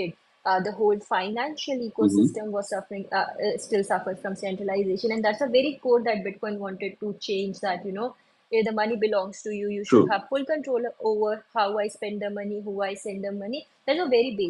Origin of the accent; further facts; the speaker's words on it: India; also born or lived in Dubai; where I come from India, a very small town in India.